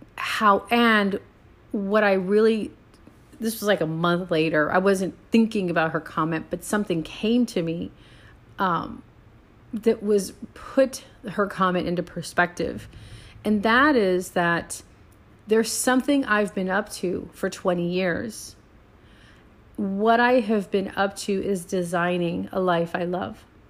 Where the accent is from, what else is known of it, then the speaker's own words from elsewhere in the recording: San Antonio, Texas, United States; also born or lived in Puerto Rico; now in Houston, United States; I'm from San Antonio, born and raised